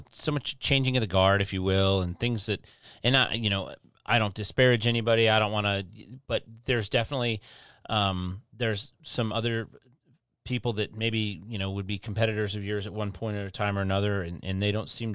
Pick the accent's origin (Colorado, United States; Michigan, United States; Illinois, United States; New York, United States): Michigan, United States; Detroit; moved away as an adult; now in Florida, United States; I'm from Detroit